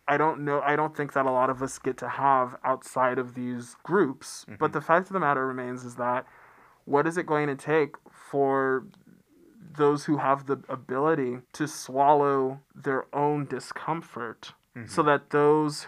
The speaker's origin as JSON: {"language": "English", "town": "Atlanta", "region": "Georgia", "country": "United States", "said": "I come from Atlanta"}